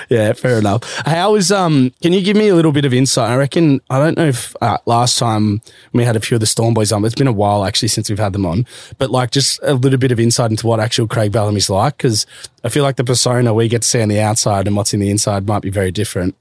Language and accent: English; Melbourne, Victoria, Australia; also born or lived in Queensland; growing up in Melbourne